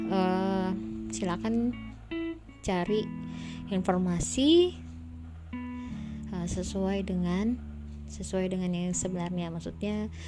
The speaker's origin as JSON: {"language": "Indonesian", "town": "Palembang", "region": "South Sumatra", "country": "Indonesia", "tie": "born or raised there", "lives_now": "South Bangka, Indonesia", "said": "kita kan kecilnya di Palembang sampai sekarang di Palembang cuman uh, rumah orang tuh juga di pasti di Palembang cuman kita sekarang sudah merantau ya adik aku sendiri di Purwakarta aku di Bangka Selatan"}